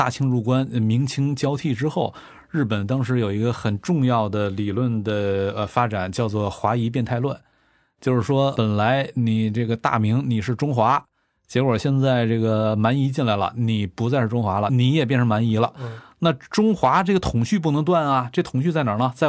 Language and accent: Chinese; near Mount Yiwulü, Liaoning, China; moved away; 北镇伊吾吕山，就咱老家旁边